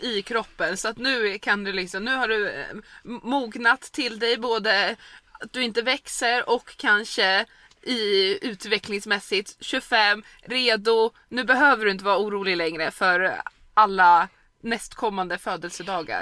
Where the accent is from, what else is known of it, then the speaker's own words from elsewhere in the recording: Stockholm, Stockholm County, Sweden; moved away as an adult; hemma i Stockholm